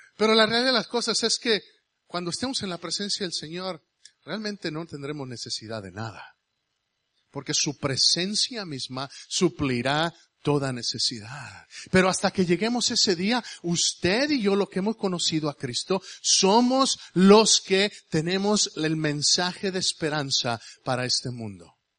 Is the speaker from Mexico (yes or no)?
yes; Mexico; now in United States; yo soy mexicano. Yo soy americano también porque me hice americano por esa gringa que está ahí atrás